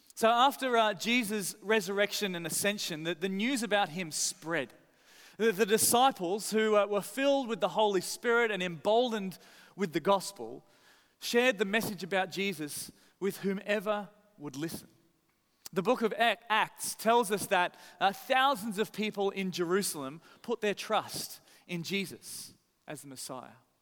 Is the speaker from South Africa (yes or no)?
no; Australia; moved away; I'm from Australia